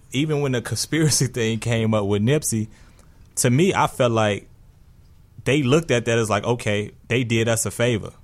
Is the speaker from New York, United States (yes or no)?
no; Chicago, Illinois, United States; I grew up in Roseland.